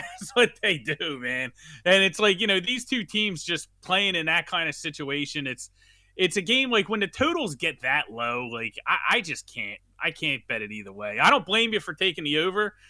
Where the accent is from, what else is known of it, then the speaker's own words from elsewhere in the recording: Philadelphia, Pennsylvania, United States; I'm from Philadelphia